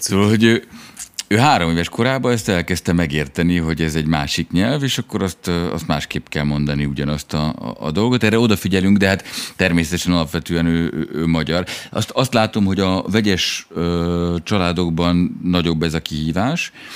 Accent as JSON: {"language": "Hungarian", "country": "Hungary", "moved": "as an adult", "lives_now": "France", "said": "mind a ketten magyarok vagyunk"}